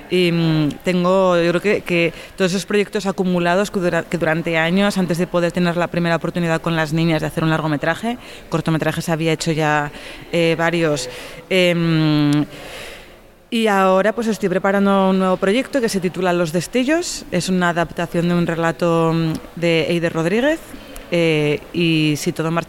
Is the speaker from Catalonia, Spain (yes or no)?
yes; Catalonia, Spain; que se va a rodar en mi pueblo, en Norte de San Juan, en Tarragona